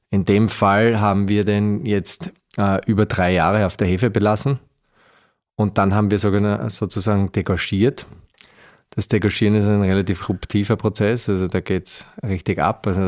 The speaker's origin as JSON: {"language": "German", "region": "Styria", "country": "Austria", "said": "ich bin, ich bin ein Steirer, so wie du."}